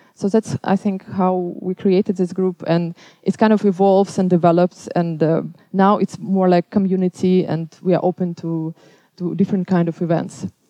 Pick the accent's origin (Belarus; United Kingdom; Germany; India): Belarus; now in Amsterdam, Netherlands; I'm coming from Belarus